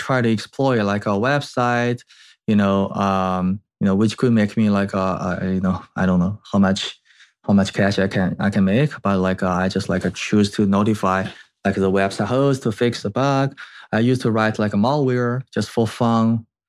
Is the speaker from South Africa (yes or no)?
no; China; moved away as an adult; also born or lived in Canada; now in United States; I was like grew up in China and I did my school actually in Canada and then ended up in US.